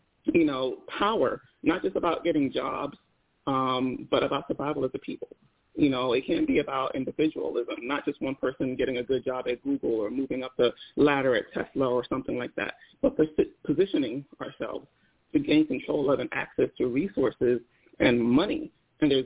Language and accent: English; Nigeria; first language Igbo; I'm Nigerian